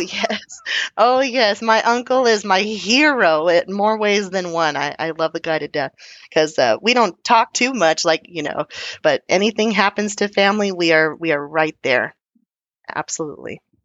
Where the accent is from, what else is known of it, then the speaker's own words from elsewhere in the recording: Texas, United States; being Texan